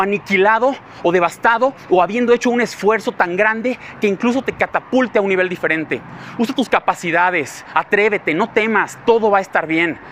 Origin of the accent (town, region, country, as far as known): Mexico